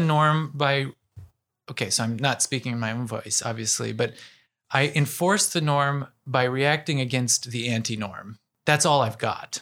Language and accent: English; Ohio, United States; I'm from Ohio